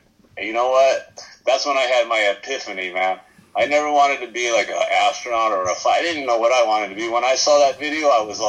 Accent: El Cajon, California, United States; growing up in El Cajon, which is basically like a cowboy thing.

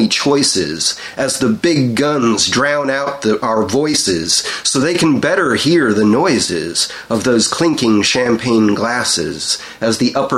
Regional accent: Anaheim, California, United States; also born or lived in North Dakota; So yeah, Cali. Anaheim, California.

